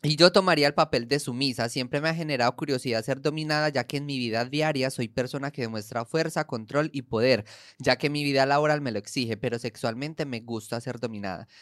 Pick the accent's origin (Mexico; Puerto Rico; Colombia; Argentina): Colombia; en Colombia, por ejemplo, nosotros